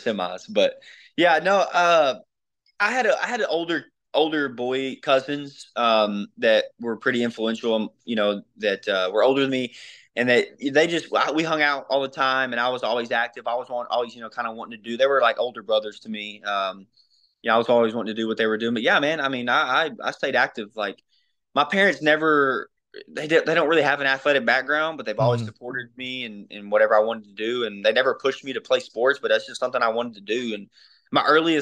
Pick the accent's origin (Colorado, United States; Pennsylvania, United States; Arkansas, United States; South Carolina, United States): Arkansas, United States; Mayflower; I've only lived here